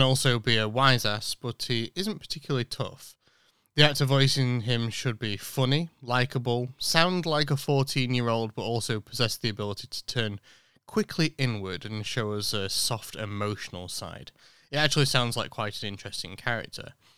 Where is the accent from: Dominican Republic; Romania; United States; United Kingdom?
United Kingdom; born or raised there